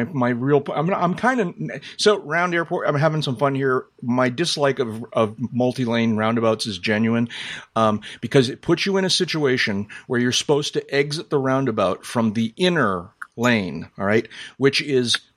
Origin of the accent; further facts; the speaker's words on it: Boston, Massachusetts, United States; I grew up in Greater Boston. I learned to drive in Greater Boston